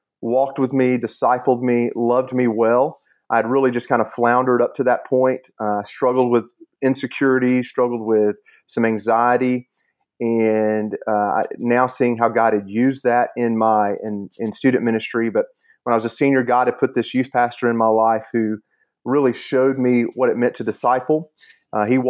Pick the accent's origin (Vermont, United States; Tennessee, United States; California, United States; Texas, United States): Tennessee, United States; Chattanooga; I grew up here in Chattanooga my whole life